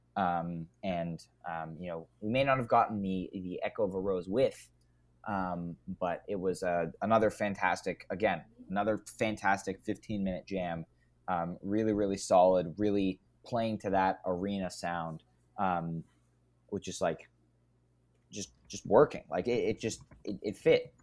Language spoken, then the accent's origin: English; Canada; I'm Canadian